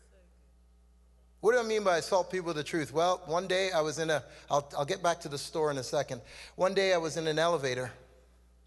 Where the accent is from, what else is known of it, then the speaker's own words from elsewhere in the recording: Canada; accent: Canadian; also born or lived in Trinidad; I was born in Trinidad. I came to Canada when I was 2 years old. I'm Canadian, by the way. You can tell by how I'm talking